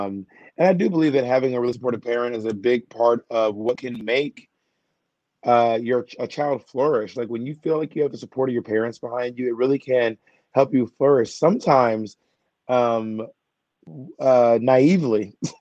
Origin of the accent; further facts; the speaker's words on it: Atlanta, Georgia, United States; also born or lived in Columbus, Georgia / Phenix City, Alabama / Corinth, Mississippi / LaGrange, Georgia; I was born in Columbus, Georgia. I lived there for a while. Then I moved to Phenix City, Alabama. And then I moved around a lot to Corinth, Mississippi, LaGrange, Georgia. And then I landed in Atlanta by seventh grade.